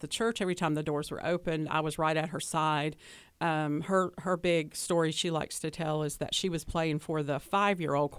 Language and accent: English; Hickory, North Carolina, United States; accent: Southern; I grew up in Hickory, North Carolina